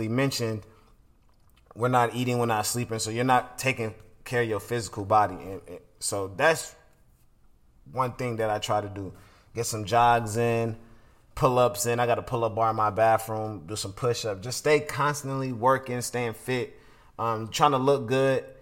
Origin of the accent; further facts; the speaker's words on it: Atlanta, Georgia, United States; also born or lived in Brooklyn; where I was raised here in Atlanta.